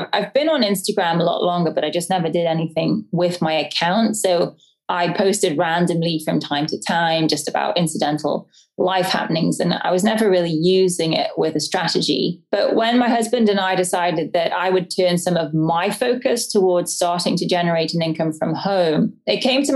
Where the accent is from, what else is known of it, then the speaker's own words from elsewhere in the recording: the English countryside, England, United Kingdom; moved away; I grew up in the English countryside, as you can probably tell by my accent. I'm not from around here.